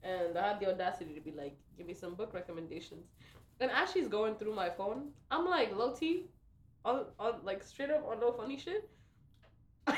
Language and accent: English; New York City, New York, United States; I'm from the Bronx. Born and bred in New York City.